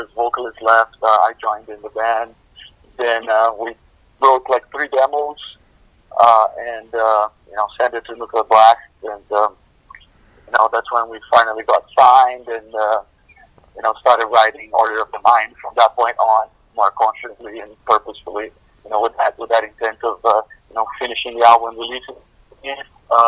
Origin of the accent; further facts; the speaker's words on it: Brazil; now in Atlanta, United States; grew up listening to all sorts of different stuff in Latin America. I'm from Brazil